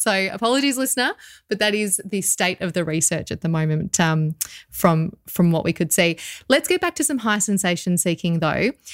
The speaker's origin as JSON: {"language": "English", "country": "Australia", "tie": "born or raised there", "said": "probably also being Australian and growing up around the sea"}